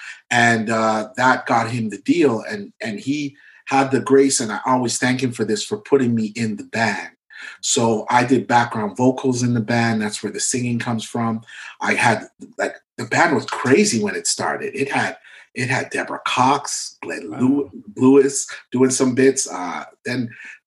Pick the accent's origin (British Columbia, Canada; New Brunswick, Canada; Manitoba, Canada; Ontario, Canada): Ontario, Canada; Mississauga; he knew me growing up in Malton